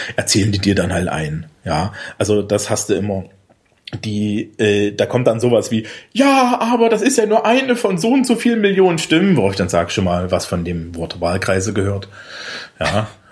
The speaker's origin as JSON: {"language": "German", "region": "Thuringia", "country": "Germany", "tie": "born or raised there", "moved": "yes"}